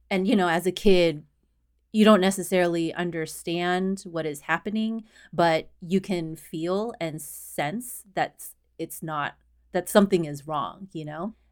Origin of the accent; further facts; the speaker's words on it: Houston, Texas, United States; moved away as an adult; also born or lived in Austin, Texas; now in Boston, United States; I was born and raised in Houston, Texas, and I lived in Houston and in Austin